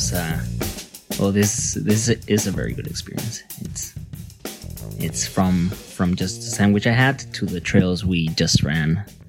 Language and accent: English; Mexico City, Mexico; I'm from Mexico. I was born in Mexico City, and I've been there now for almost 5 years now.